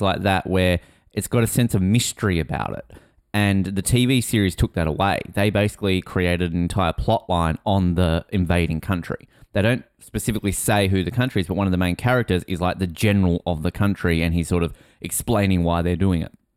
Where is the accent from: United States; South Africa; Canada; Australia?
Australia; I think most Australians of my age read these books in the nineties.